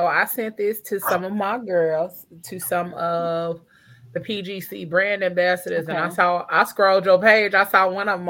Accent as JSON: {"language": "English", "town": "Gary", "region": "Indiana", "country": "United States", "moved": "yes", "lives_now": "Indianapolis, United States"}